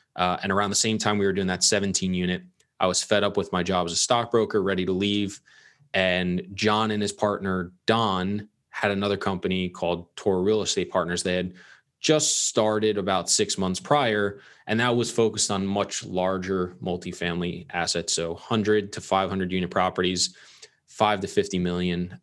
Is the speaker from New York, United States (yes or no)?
yes; Long Island, New York, United States; I grew up in Long Island, New York